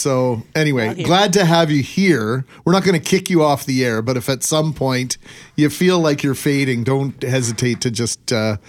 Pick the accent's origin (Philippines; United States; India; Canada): Canada; Winnipeg, Manitoba; growing up in the West End